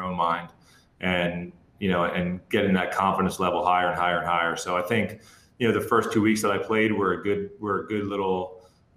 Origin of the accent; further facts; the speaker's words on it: New Jersey, United States; moved away; where I grew up down in South Jersey